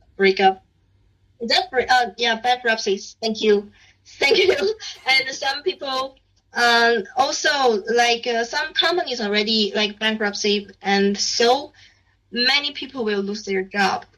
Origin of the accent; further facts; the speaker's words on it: Beijing, China; English is a second language; I'm from Beijing, and I, don't need to go back to my like hometown because I'm just in, in Beijing